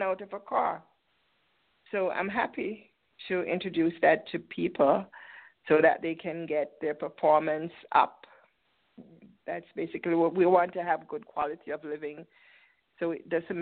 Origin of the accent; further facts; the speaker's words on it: Port Antonio, Portland, Jamaica; moved away as an adult; now in United States; I was born in Port Antonio. It's in the east side of the island.